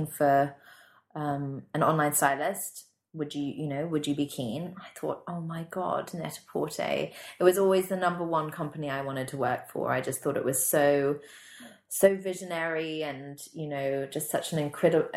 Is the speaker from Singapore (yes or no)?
yes; Singapore; moved away as an adult; also born or lived in London; I had lots of friends who lived in London who I grew up with in Singapore